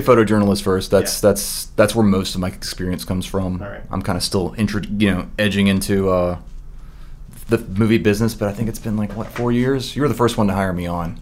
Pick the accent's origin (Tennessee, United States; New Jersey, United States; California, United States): Tennessee, United States; Memphis; moved away as an adult; I'm originally from Memphis, Tennessee